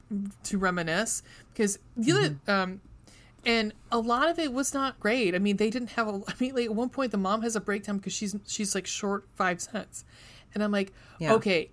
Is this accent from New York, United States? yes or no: yes; New York City, New York, United States; because I think living and growing up in New York City, you have a different... view of the city.